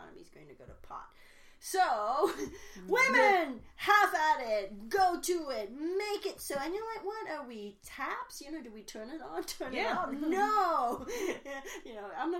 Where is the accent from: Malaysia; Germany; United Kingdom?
Malaysia; now in United States; I grew up in Malaysia.